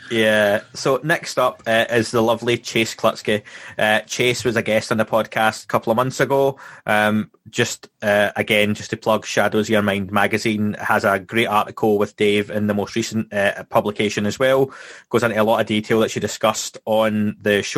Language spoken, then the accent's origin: English; Scotland, United Kingdom; my background and where I'm from Scotland